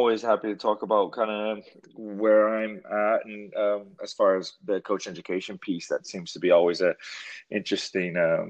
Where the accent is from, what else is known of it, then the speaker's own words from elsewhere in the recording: Kenner, Louisiana, United States; also born or lived in New Orleans; I was born in New Orleans, grew up in Kenner, Louisiana.